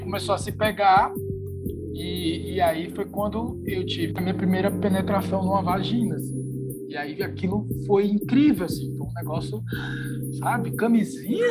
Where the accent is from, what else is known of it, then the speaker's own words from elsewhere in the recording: Fortaleza, Ceará, Brazil; eu sou de Fortaleza, né, no Ceará